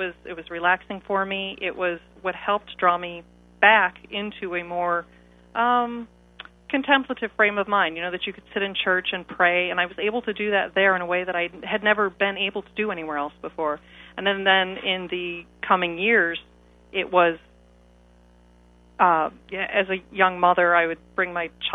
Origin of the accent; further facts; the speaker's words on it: Chicago, Illinois, United States; also born or lived in England; now in Dayton, United States; Originally, I'm from Chicago. I've been in Dayton for about 5 years now